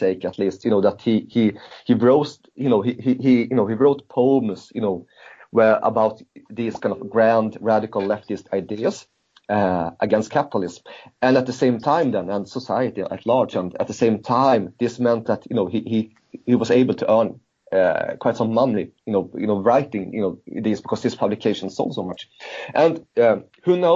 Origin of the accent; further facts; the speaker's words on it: Sweden; growing up in Sweden during that period of time